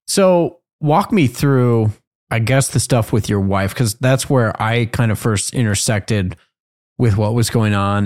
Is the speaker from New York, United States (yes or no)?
no; Colorado, United States; I'm from Colorado